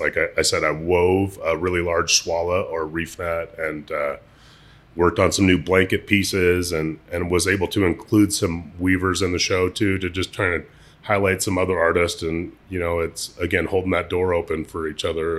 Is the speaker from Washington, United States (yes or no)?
yes; Seattle, Washington, United States; also born or lived in Lummi Reservation, Washington / Shoreline, Washington; I was, I was born in Seattle